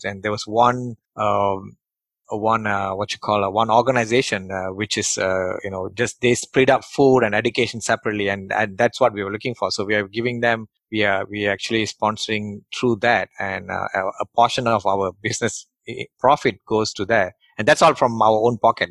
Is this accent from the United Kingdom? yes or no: no; Malaysia; English is a second language; moved away; who came from Malaysia and English is my third language